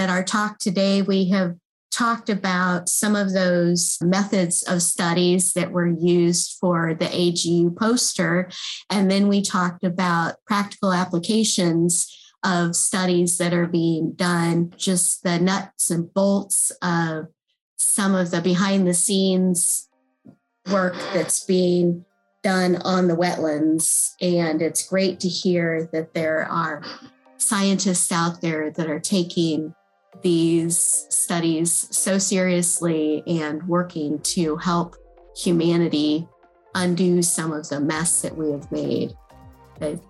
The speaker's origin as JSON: {"language": "English", "region": "Midwest", "country": "United States", "tie": "born or raised there", "said": "Growing up in the Midwest with the Great Lakes"}